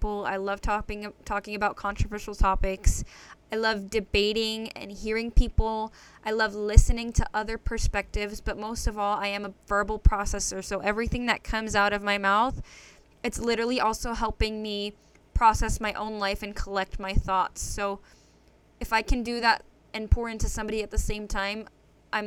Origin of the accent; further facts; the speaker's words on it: Connecticut, United States; I was born and raised in Connecticut